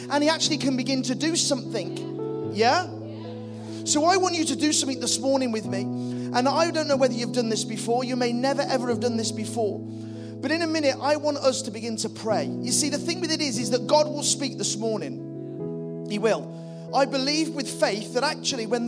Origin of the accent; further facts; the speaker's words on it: the Wirral, North West England, United Kingdom; also born or lived in Liverpool; I'm from the Wirral